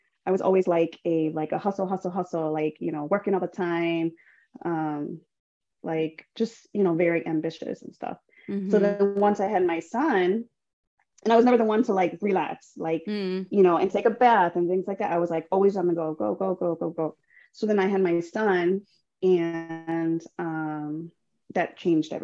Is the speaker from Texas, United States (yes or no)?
no; Chicago, Illinois, United States; So I'm born and raised from Chicago, or in Chicago, originally from the North Side.